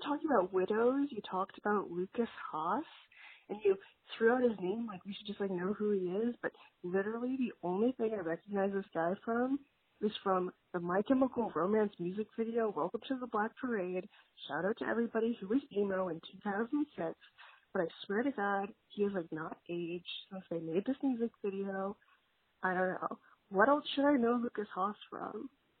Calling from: Madrid, Community of Madrid, Spain; It's …. I'm calling from Madrid.

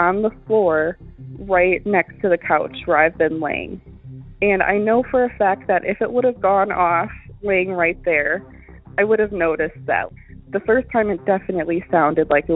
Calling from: Wisconsin, United States; I'm calling from Wisconsin

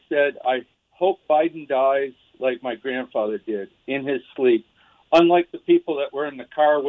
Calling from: South Carolina, United States; I am calling from South Carolina, the land of the free, where I have to show my ID to vote. I love it down here.

